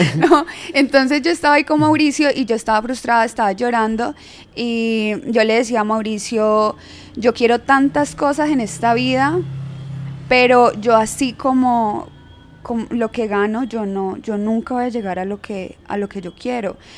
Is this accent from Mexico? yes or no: no; Yumbo, Valle del Cauca, Colombia; yo soy de Jumbo